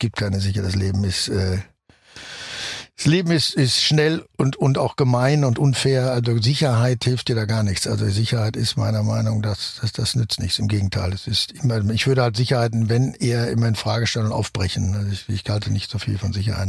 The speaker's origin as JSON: {"language": "German", "country": "Germany", "said": "ich natürlich als Deutscher"}